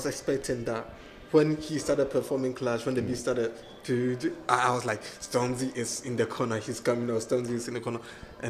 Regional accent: Ghana; or me being Ghanaian, I have different taste packs

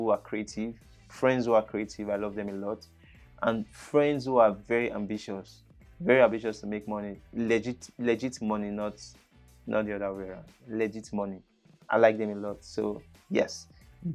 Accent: Benin City, Edo, Nigeria; first language English; I grew up in Edo State, Nigeria. It's Asian city, which is Benin.

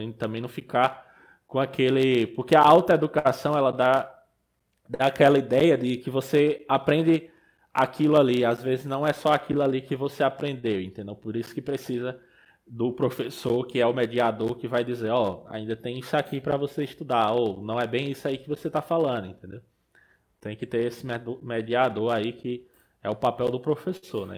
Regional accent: Pernambuco, Brazil; moved away as an adult; also born or lived in Rio Grande do Norte; eu sou pernambucano, né? Sou nascido e criado no sertão, no meio da Caatinga

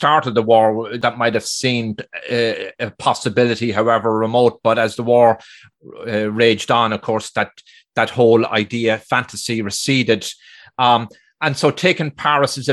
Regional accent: Ireland; being Irish

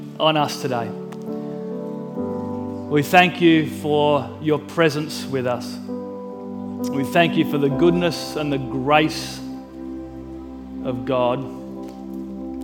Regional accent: Mildura, Victoria, Australia; I grew up in Mildura

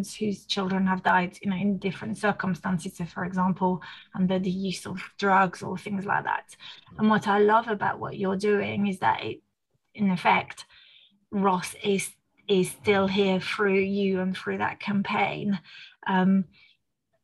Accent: France; first language French; English is a second language; now in United Kingdom; I was born in France, you know, raised in France, using French as my mother tongue

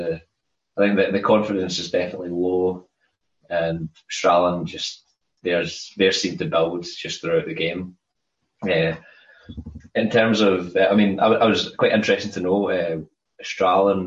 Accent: Scotland, United Kingdom; I'm Scottish.

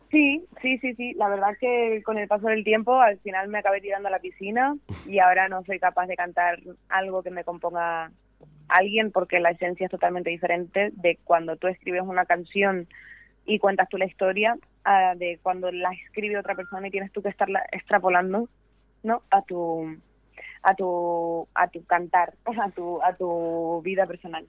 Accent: San Cristóbal de La Laguna, Canary Islands, Spain; moved away; yo tocaba en, en La Laguna, en mi tierra natal

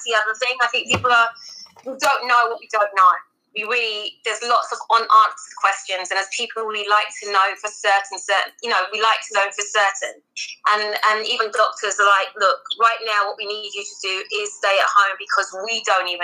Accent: London, United Kingdom; also born or lived in Guyana; I was born in the UK, in London, in what you classify as West London, so the other side of London. And then I went to live in South America, in Guyana

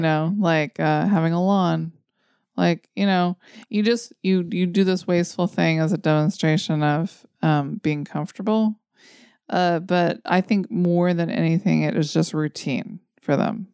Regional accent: United States; as an American

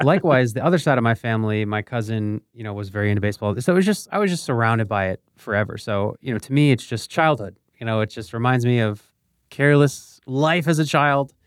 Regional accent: Bethlehem, Pennsylvania, United States; moved away as an adult; also born or lived in Philadelphia, Pennsylvania; now in Miami, United States; I grew up in Bethlehem, Pennsylvania, which is equidistant from Philly and New York

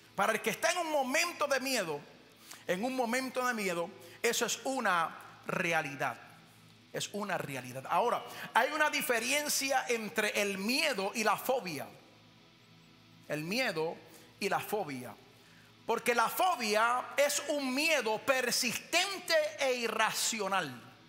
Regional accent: Puerto Rico; yo nací, me crié en Puerto Rico

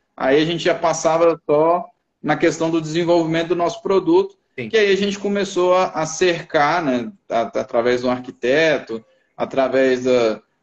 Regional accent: Brasília, Federal District, Brazil; moved away as an adult; now in Dourados, Brazil; eu sou natural de Brasília

